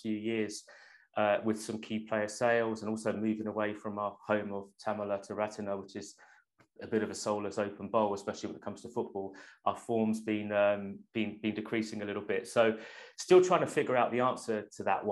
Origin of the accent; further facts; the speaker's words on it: London, United Kingdom; now in Finland; growing up in London